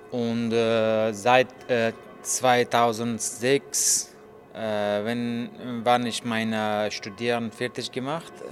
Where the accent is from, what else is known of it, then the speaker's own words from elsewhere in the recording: Afghanistan; German is a second language; moved away as an adult; now in Berlin, Germany; ich komme aus Afghanistan. Äh, ich wohne hier in Berlin seit 23 Monaten. Äh, ich bin 35 Jahre alt.